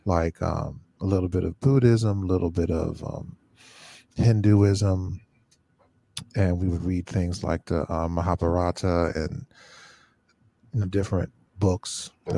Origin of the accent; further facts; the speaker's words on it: Cincinnati, Ohio, United States; now in Rochester, United States; I was from Cincinnati. I came to Rochester